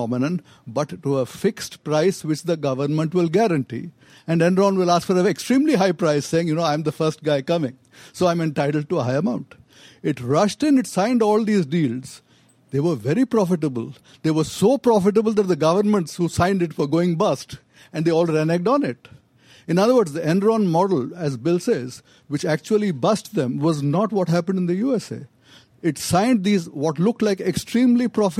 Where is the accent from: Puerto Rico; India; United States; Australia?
India; I'm from India